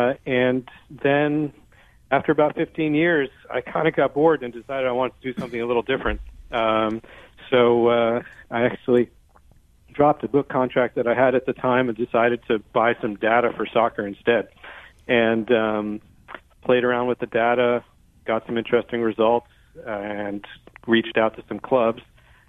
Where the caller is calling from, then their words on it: Brooklyn, New York, United States; Brooklyn, New York.